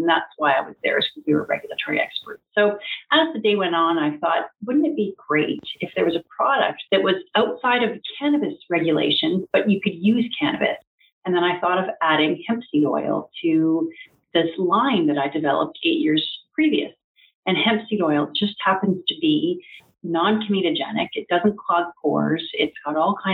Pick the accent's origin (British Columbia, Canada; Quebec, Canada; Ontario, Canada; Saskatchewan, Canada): Ontario, Canada; Strathroy; my hometown of Strathroy